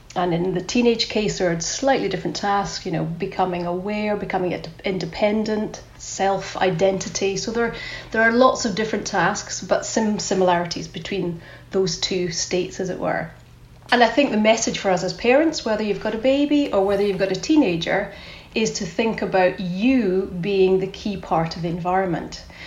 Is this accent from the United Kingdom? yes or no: yes; Scotland, United Kingdom; accent: Scottish; You can tell I'm … from my Scottish accent